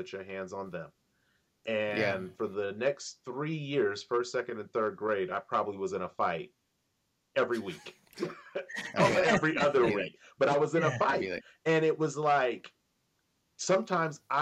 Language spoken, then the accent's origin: English; Sacramento, California, United States; also born or lived in Antelope, California; I grew up literally in the Heights. I think I was born in like Antelope for 2 months, and then I moved to the Heights.